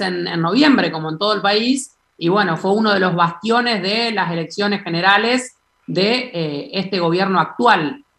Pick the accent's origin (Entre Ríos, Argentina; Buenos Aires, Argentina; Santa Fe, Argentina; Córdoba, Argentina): Entre Ríos, Argentina; soy entrerriano, me gustaría, me gustaría, ver a la selección en, mi tierra